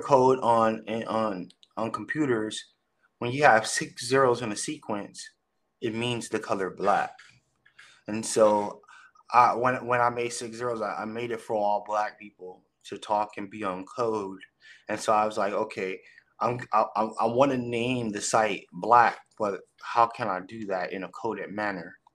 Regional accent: Long Beach, California, United States; born and raised in Long Beach, California. So I'm a Cali boy

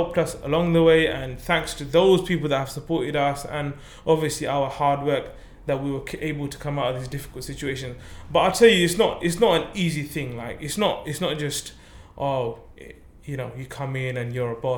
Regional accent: Zakiganj, Sylhet Division, Bangladesh; now in United Kingdom; I was born in Bangladesh. My whole family was born in Bangladesh. We're from a small village in Zakigunj

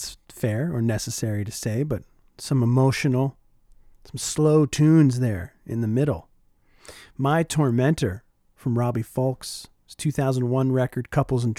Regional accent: Oshawa, Ontario, Canada; my hometown of Oshawa, Ontario

